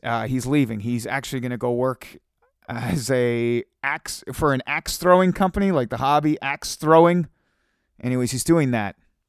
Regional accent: Kingston, Ontario, Canada; also born or lived in Hamilton / Cornwall; And then previous to that in Kingston, Ontario, which I've decided is my hometown. I've decided Kingston is my hometown.

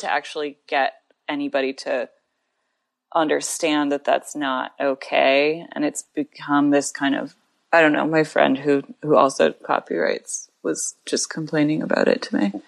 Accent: Grand Rapids, Michigan, United States; moved away as an adult; also born or lived in Tucson, Arizona / Ann Arbor, Michigan; now in New York City, United States; I grew up half in Tucson, Arizona, and half in Grand Rapids, Michigan

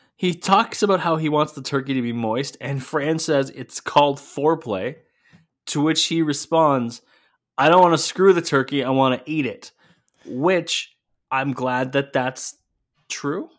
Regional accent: Sault Ste. Marie, Ontario, Canada; my hometown Ontario Hockey League team

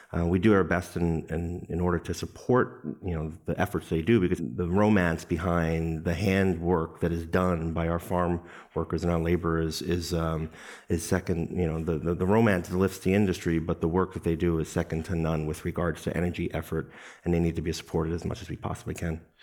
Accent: New York City, New York, United States; my hometown, Brooklyn, New York

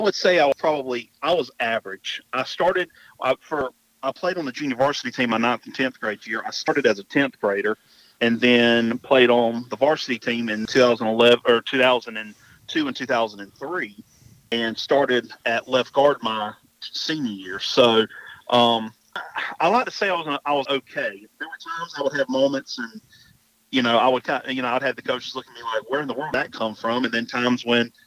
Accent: Dillon, South Carolina, United States; born and raised in Dillon, graduated from Dillon High School

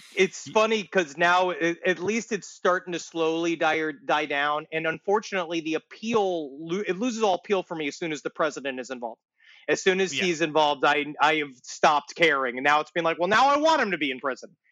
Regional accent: New York City, New York, United States; also born or lived in Ridgewood, Queens; I was growing up in Queens, we had an influx of the Haitian population

